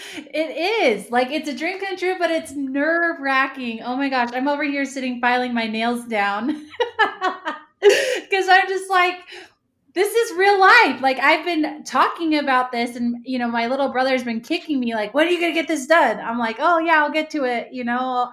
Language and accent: English; Ramona, California, United States; moved away as an adult; also born or lived in Point Loma, San Diego / Provo, Utah; I grew up in Ramona, California